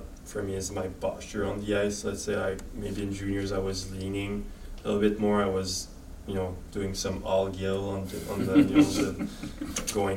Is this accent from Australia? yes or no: no; Quebec City, Quebec, Canada; moved away as an adult; I'm from Quebec City, so Chicoutimi was only like 2 hours away from home